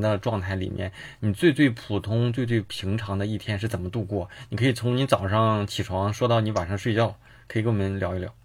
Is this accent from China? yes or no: yes; China; 我们作为中国人